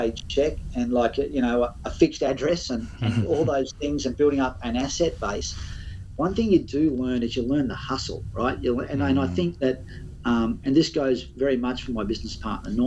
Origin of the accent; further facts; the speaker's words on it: Byron Bay, New South Wales, Australia; I grew up in Byron Bay.